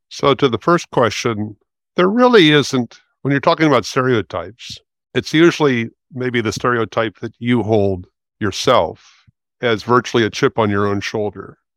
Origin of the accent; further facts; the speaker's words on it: Los Angeles, California, United States; moved away as an adult; also born or lived in Santa Cruz; now in San Francisco, United States; I'm 70 years old, and I grew up in West Los Angeles